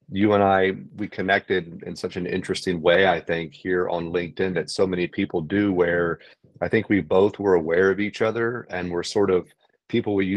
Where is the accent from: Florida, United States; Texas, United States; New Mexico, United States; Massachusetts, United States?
Texas, United States; San Antonio; moved away as an adult; also born or lived in Northern California; now in San Antonio, United States; I was born and raised in San Antonio, Texas. I left here when I was 18